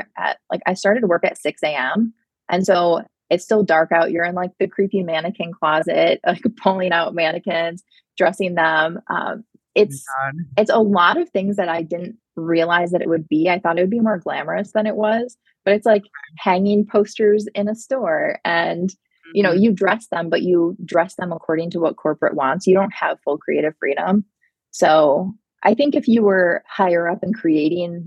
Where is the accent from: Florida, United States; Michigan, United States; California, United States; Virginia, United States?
Michigan, United States; also born or lived in Los Angeles; I grew up in Michigan